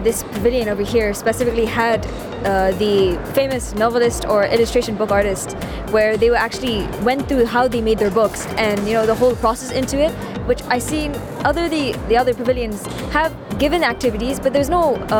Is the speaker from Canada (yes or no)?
no; United Kingdom; I'm British.